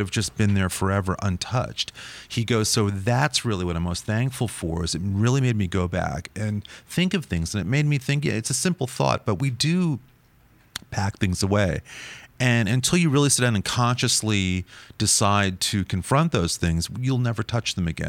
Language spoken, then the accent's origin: English; New York, United States; growing up in New York